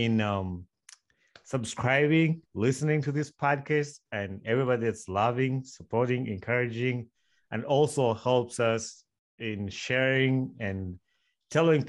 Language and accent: English; Uganda; moved away as an adult; I grew up in Uganda for over 21 years